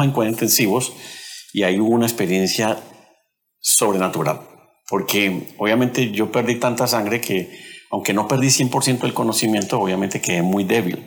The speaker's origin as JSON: {"language": "Spanish", "town": "Cali", "region": "Valle del Cauca", "country": "Colombia", "said": "Nosotros somos de Colombia y de la ciudad de Cali."}